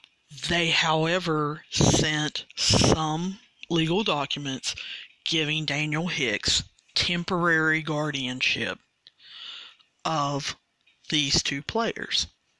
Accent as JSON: {"language": "English", "country": "Sudan", "second_language": "English", "said": "And I know that some of you can't understand because of my accent. It's Sudan. It's the country of Sudan."}